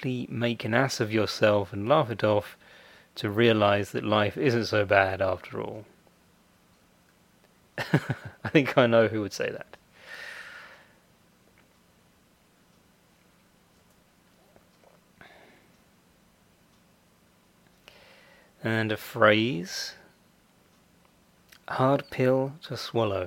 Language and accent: English; United Kingdom; I'm British, so I say secretary